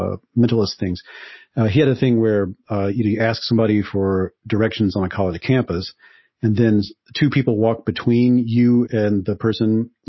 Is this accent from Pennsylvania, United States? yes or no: no; Mississippi, United States; moved away; I grew up in Mississippi